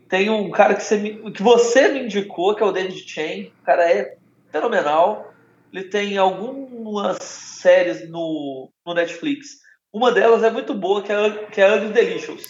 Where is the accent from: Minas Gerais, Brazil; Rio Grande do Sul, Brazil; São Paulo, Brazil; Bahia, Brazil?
Minas Gerais, Brazil; Belo Horizonte; Eu sou de Belo Horizonte